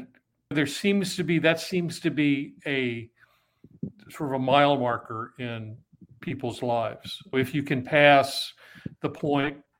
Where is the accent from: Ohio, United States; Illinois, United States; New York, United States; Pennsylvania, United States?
New York, United States; New York City; also born or lived in Long Island; I grew up in New York City